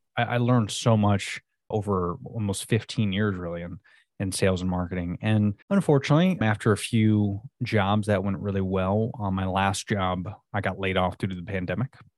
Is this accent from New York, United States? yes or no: no; Florida, United States; I'm pretty much born and raised in Florida